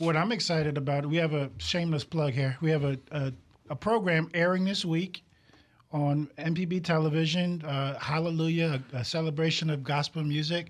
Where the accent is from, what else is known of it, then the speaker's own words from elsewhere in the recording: New York City, New York, United States; now in Mississippi, United States; I'm originally from Brooklyn, New York